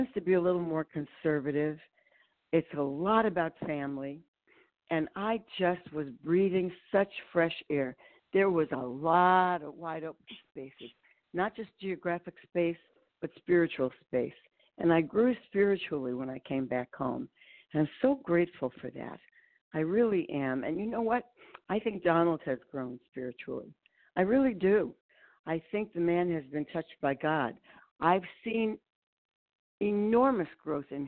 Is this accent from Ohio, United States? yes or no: yes; Ohio, United States; moved away as an adult; also born or lived in New York; I moved back to Ohio, Annie. I grew up in Ohio